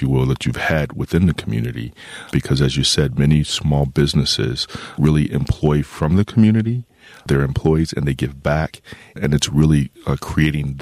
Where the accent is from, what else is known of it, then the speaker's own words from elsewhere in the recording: Midwest, United States; as a Midwesterner